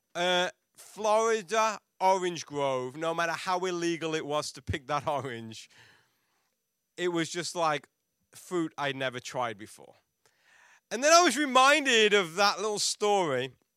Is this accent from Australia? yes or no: no; England, United Kingdom; moved away; we're from England